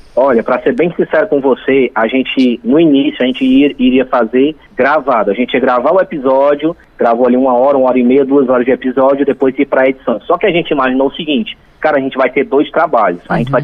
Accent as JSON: {"language": "Portuguese", "town": "Itapipoca", "region": "Ceará", "country": "Brazil", "tie": "born or raised there", "also_born_or_lived": "Fortaleza", "said": "mas eu nasci em, em, Fortaleza e estou aqui desde 5 anos de idade. Então eu me considero um itapipoquense."}